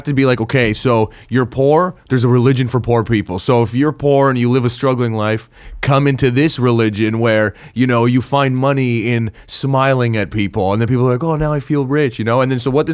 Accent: Toronto, Ontario, Canada; I'm from Toronto

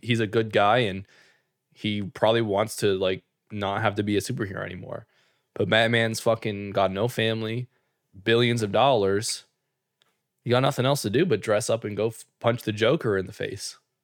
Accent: Canada; us being Canadian

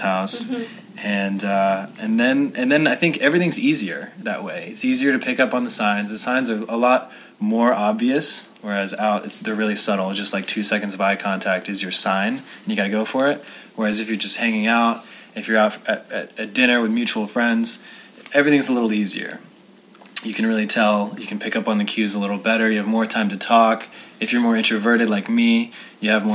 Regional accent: South Carolina, United States; moved away as an adult; now in Los Angeles, United States; I didn't grow up in a big city. I grew up in South Carolina

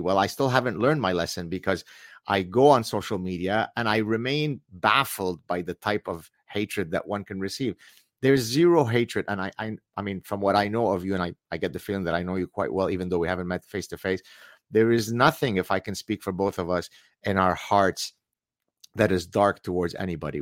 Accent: Lebanon; now in Montreal, Canada; I come from the Middle East. We escaped Lebanon as Lebanese Jews.

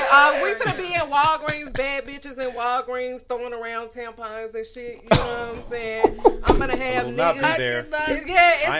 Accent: Detroit, Michigan, United States; now in St. Louis, United States; No, I'm originally from Detroit, but I'm from St. Louis

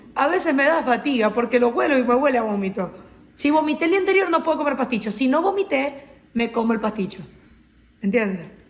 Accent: Carora, Lara, Venezuela; venezolana, caroneña, de mi pueblo

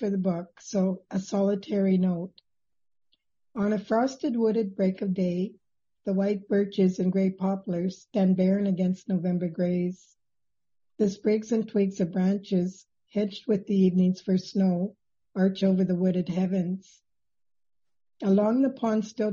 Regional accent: Nipigon, Ontario, Canada; I was born in Nipigon, Ontario, the northernmost point of Lake Superior

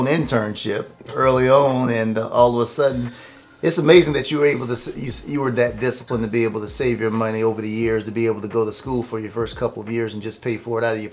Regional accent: Southeast Georgia, United States; I'm from Southeast Georgia also, but more so on the East Coast, Atlantic Ocean, off the Atlantic Coast

